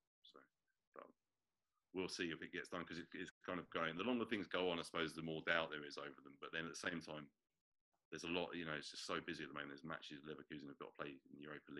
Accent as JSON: {"language": "English", "region": "London", "country": "United Kingdom", "said": "I'm also from South London, not too far away from where I'm from"}